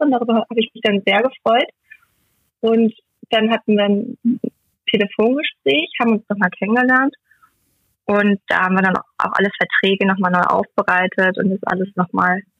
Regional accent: Euskirchen, North Rhine-Westphalia, Germany; ich komme aus Euskirchen, das hast du ja schon so schön gesagt.

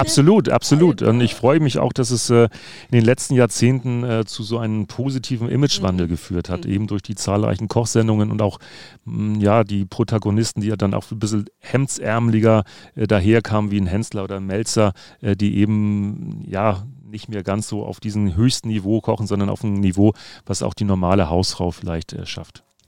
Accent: Hamburg, Germany; dass ich gebürtiger Hamburger bin, sondern darüber hinaus tatsächlich auf St. Pauli geboren wurde

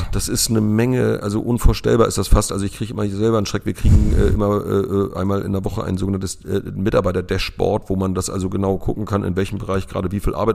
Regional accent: Lübeck, Schleswig-Holstein, Germany; moved away as an adult; now in Rövershagen, Germany; Ich komme gebürtig aus Lübeck

